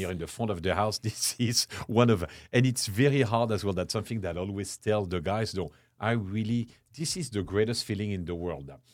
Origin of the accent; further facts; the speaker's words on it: Chartres, Centre-Val de Loire, France; English is a second language; moved away as an adult; also born or lived in London / Paris / Lenox, Massachusetts; now in San Antonio, United States; born and raised in France, uh, I grew up in a small town called Chartres, which is about an hour west of, uh, west of Paris